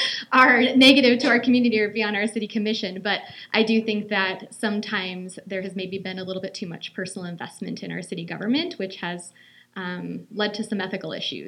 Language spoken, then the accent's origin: English; Great Falls, Montana, United States; I am a Great Falls native. I was born and raised here in Great Falls. I also attended Sacagawea Elementary